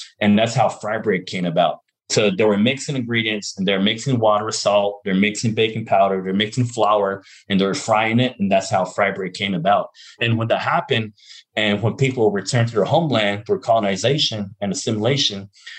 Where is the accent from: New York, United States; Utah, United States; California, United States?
Utah, United States; Navajo Mountain; And I come from a different place called Navajo Mountain, which is where my dad is from, my dad's family.